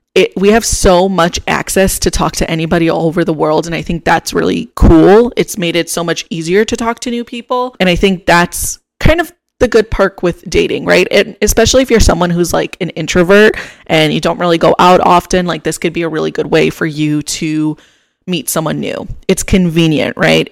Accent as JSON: {"language": "English", "town": "Chicago", "region": "Illinois", "country": "United States", "moved": "as an adult", "lives_now": "Austin, United States", "said": "I'm originally from Chicago"}